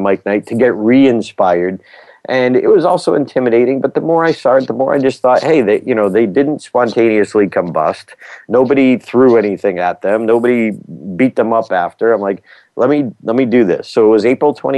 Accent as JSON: {"language": "English", "town": "Auburn", "region": "Massachusetts", "country": "United States", "tie": "born or raised there", "said": "who had launched the first liquid fuel rocket in history in my hometown"}